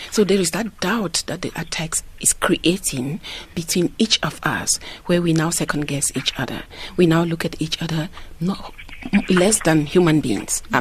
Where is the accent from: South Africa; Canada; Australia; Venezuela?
South Africa; I actually plan to open this show by telling the world that I'm a proud brand South African ambassador.